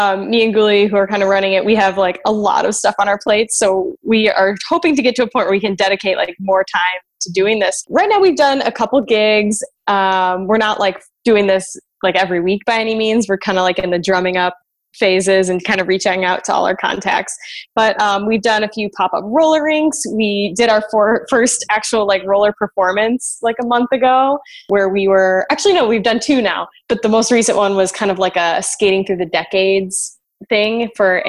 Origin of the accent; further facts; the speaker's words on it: Chicago, Illinois, United States; I am from Chicago, and I'm living in... Actually, I just moved. I'm living an hour outside the city